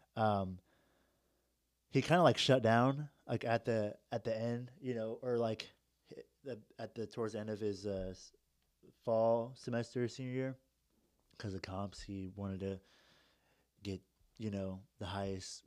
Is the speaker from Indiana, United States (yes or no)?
yes; Indianapolis, Indiana, United States; moved away; I'm from Indy